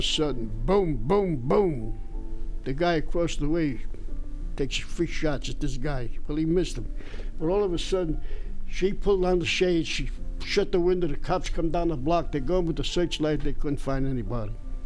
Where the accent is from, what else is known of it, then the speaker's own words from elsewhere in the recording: New York City, New York, United States; moved away as an adult; I was born in East Harlem